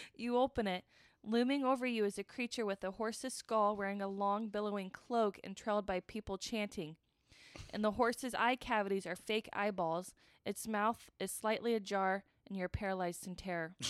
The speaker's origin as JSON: {"language": "English", "country": "United States", "said": "I'm American"}